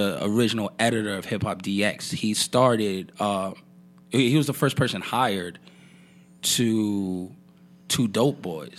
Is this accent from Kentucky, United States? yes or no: no; New York City, New York, United States; moved away; I grew up in New York.